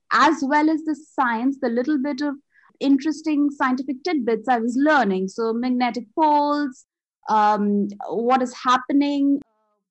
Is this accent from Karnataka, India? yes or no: no; Kolkata, West Bengal, India; first language Bengali; English is a second language; moved away as an adult; now in Melbourne, Australia; I was born and brought up in Calcutta or Kolkata, which is in India, eastern zone of India. So my native language is Bengali